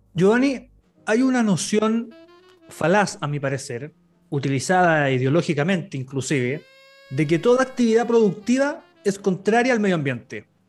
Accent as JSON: {"language": "Spanish", "town": "Buin", "region": "Santiago Metropolitan Region", "country": "Chile", "said": "soy de Buin"}